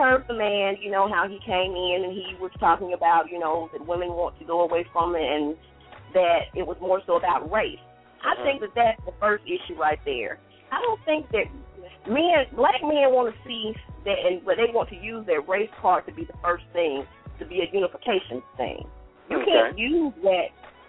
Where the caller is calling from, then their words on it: Columbus, United States; I'm calling from Columbus.